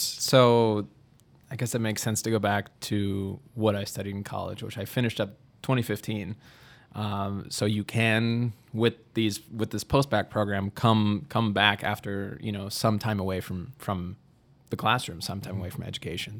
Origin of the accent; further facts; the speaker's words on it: Milwaukee, Wisconsin, United States; moved away as an adult; now in Dubuque, United States; I'm from Milwaukee originally